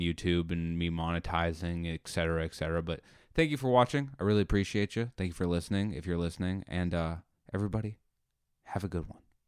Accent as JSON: {"language": "English", "country": "United States", "said": "I'm an American."}